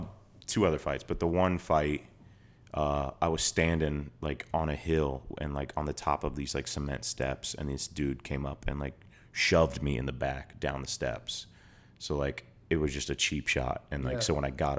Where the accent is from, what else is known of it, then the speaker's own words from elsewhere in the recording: Georgia, United States; moved away as an adult; also born or lived in New York; Like, I grew up in Georgia, and then I went to New York for school. So I was just alone and cold because I had never lived in the snow before.